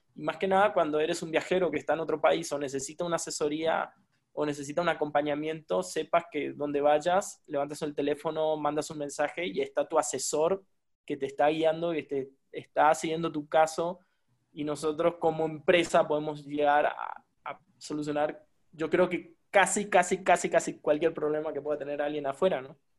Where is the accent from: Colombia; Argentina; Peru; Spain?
Argentina; moved away as an adult; now in Mexico; Soy un argentino viviendo en México